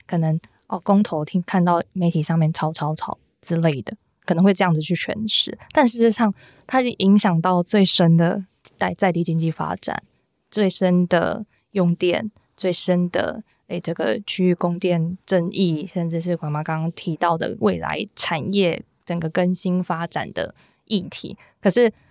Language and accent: Chinese; Taichung, Taiwan; 我是台中人